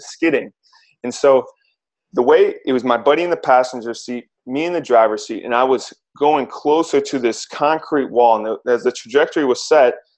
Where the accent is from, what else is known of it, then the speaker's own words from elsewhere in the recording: Cleveland, Ohio, United States; now in Los Angeles, United States; grew up in Cleveland